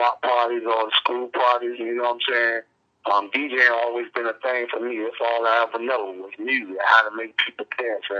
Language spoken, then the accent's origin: English; Berkeley, United States; also born or lived in Booker T area; so I'm born and raised in Berkeley. I moved in front of Booker T when I was like 10 years old